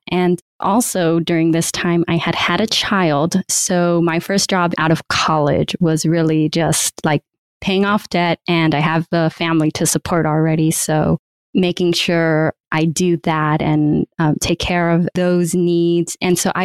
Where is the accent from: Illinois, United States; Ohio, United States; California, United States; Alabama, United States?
California, United States; also born or lived in Michigan / San Francisco; I'm originally from California. That's where I was living. But my university was in Michigan